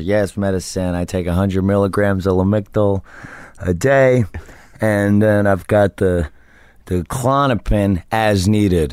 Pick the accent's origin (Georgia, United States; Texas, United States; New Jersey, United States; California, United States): New Jersey, United States; I'm from New Jersey just like he is